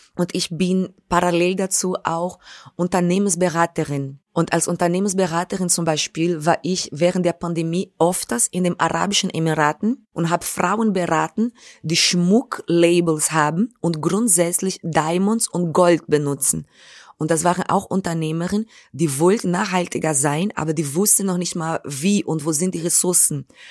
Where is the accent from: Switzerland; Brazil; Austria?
Brazil; German is a second language; now in Germany; meine Schule fing in Brasilien an, in der Favela, wo ich aufgewachsen bin